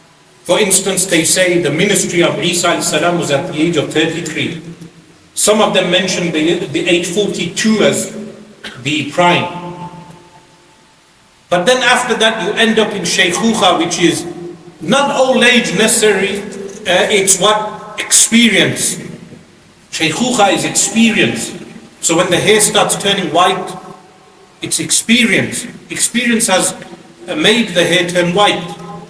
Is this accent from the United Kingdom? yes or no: yes; Birmingham, West Midlands, United Kingdom; now in London, United Kingdom; I come from Birmingham to London, and your experience of Islam is different to my experience of Islam. Since growing up, we as young children in Birmingham, you would go, you come out of the house, there's a masjid.